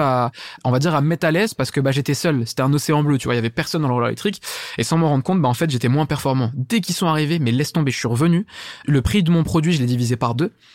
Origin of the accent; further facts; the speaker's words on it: Saint-Denis, Île-de-France, France; je viens de Saint-Denis à la base